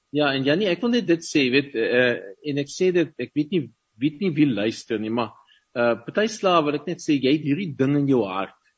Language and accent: Afrikaans; Paarl, Western Cape, South Africa; first language Afrikaans; moved away as an adult; also born or lived in Stellenbosch / Ukraine; Ek het ek het in die Parel groot geword